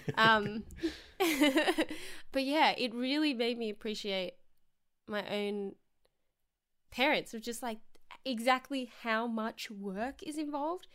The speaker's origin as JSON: {"language": "English", "region": "Victoria", "country": "Australia", "tie": "born or raised there", "moved": "yes", "said": "I just came home from being in my hometown which is, like, two and a half hours away from Melbourne"}